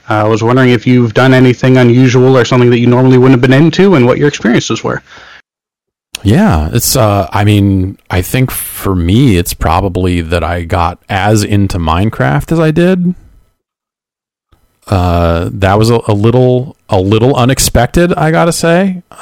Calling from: San Diego, California, United States; Hi, this is uh … from San Diego.

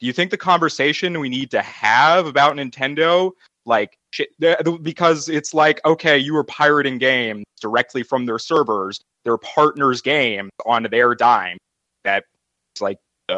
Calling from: Houston, Texas, United States; I'm from Houston.

